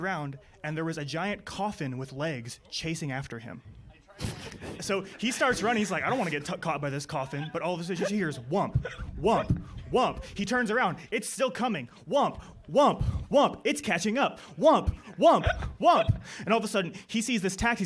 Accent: Tulsa, Oklahoma, United States; from Tulsa, Oklahoma

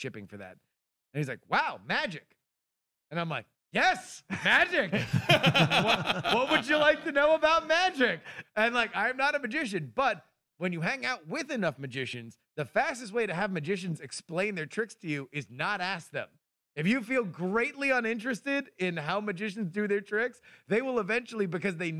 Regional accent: Florida, United States; I'm from Florida

